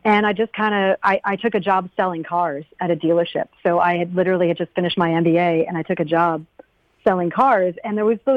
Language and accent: English; Connecticut, United States; also born or lived in Vermont; I'm from New England. I'm from Connecticut